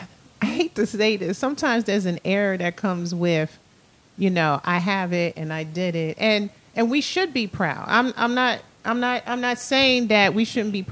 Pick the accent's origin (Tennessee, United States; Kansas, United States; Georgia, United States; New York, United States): New York, United States; now in DMV area (Washington, D.C. metropolitan area), United States; I'm a New Yorker